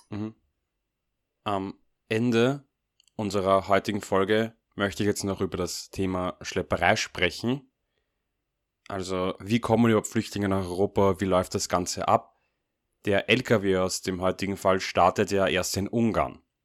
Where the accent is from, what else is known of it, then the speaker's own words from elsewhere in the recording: Austria; Als Österreicher